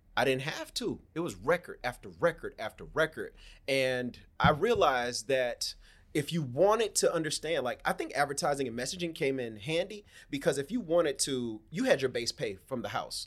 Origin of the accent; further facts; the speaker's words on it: Miami, Florida, United States; I'm from Miami, Florida. Born and raised, man. Born and raised in the county of Dade